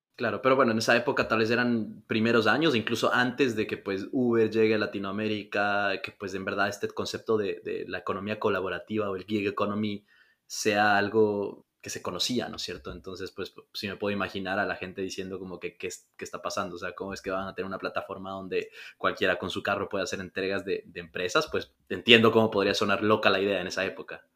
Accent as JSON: {"language": "Spanish", "country": "Ecuador", "said": "los que somos de Ecuador"}